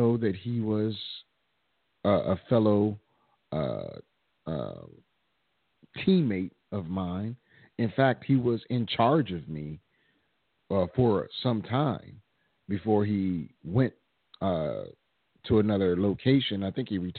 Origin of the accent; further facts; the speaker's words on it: Washington, District of Columbia, United States; Born and raised in Washington, D.C.